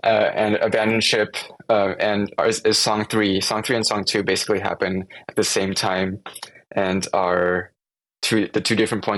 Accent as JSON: {"language": "English", "town": "Seattle", "region": "Washington", "country": "United States", "said": "So we're from Seattle, and we went down to LA to film on some like just sets."}